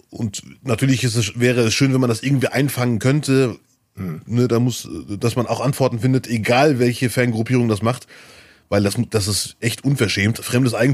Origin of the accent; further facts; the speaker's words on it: Germany; born there; Ich würde mich auch vor Deutschland freuen, ich bin ja hier geboren.